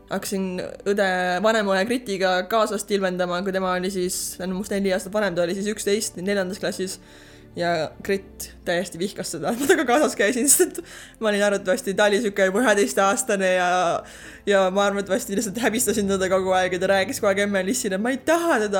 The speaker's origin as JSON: {"language": "Estonian", "town": "Särevere", "region": "Järva County", "country": "Estonia", "tie": "born or raised there", "also_born_or_lived": "Paide / Türi / Orlando, United States", "moved": "as an adult", "lives_now": "Houston, United States", "said": "sündisin Paides üles kasvasin paar aastat Türil ja siis, kui äh, kooli läksin, siis kolisime Säreverre, kus mu vanemad elavad siiani."}